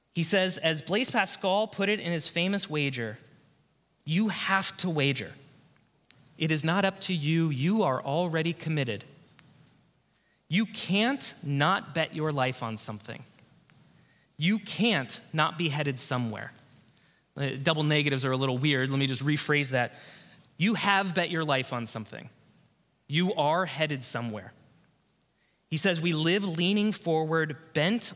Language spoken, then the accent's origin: English; Covina, California, United States; Back at my home church, this is the church I grew up in Southern California, in Covina. I grew up at this church